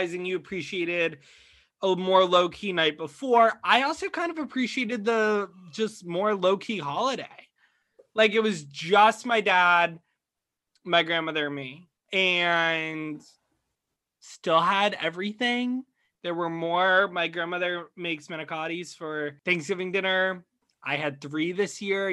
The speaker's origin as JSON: {"language": "English", "region": "small town Connecticut", "country": "United States", "tie": "born or raised there", "said": "As your boy rep in small town Connecticut, where there is not a bar in my hometown"}